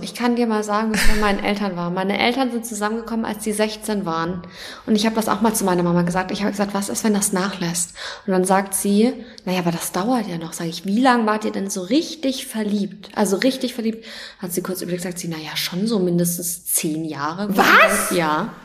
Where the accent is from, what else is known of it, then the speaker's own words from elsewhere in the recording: Nuremberg, Bavaria, Germany; Ich komme aus Nürnberg